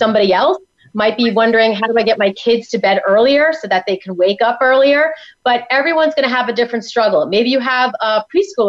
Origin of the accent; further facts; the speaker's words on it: New York, United States; now in Tampa, United States; I'm from New York